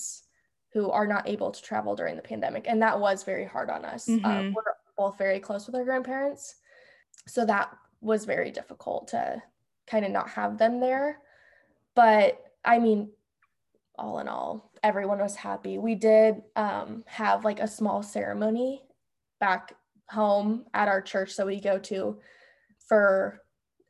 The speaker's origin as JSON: {"language": "English", "town": "Des Moines", "region": "Iowa", "country": "United States", "said": "I'm from Des Moines, Iowa"}